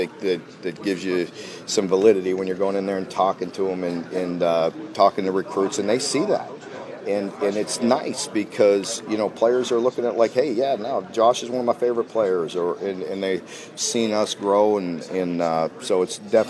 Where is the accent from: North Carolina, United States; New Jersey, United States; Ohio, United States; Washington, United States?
Ohio, United States; I'm from the Northeast, part of the state, so that foundation has been there